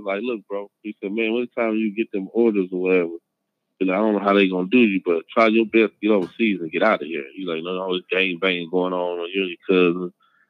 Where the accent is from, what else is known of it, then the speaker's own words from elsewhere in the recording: Little Rock, Arkansas, United States; I'm from Little Rock